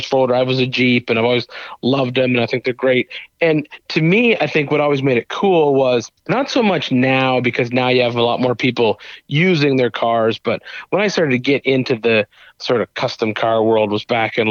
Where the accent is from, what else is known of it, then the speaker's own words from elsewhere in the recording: Canada; now in Tennessee, United States; I'm from Canada